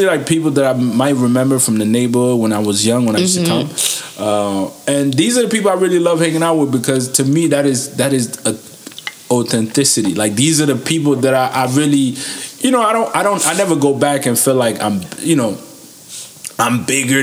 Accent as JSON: {"language": "English", "country": "United States", "tie": "born or raised there", "also_born_or_lived": "Niger", "said": "I grew up in America"}